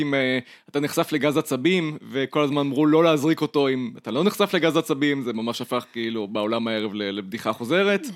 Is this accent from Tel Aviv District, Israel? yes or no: yes; Ramat Gan, Tel Aviv District, Israel; אני גדלתי ברמת גן